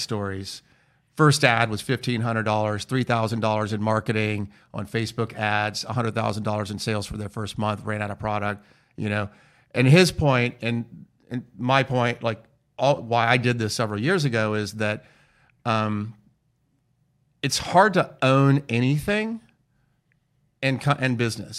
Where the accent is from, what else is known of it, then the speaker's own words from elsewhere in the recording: United States; also born or lived in Florence, Italy; we're from the United States